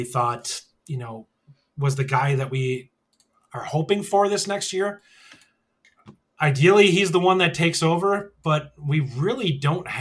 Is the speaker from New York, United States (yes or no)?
no; Wisconsin, United States; I'm from Wisconsin, all right? I have an accent.